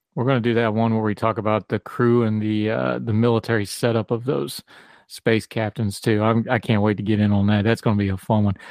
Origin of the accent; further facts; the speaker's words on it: West Virginia, United States; I'm from West Virginia.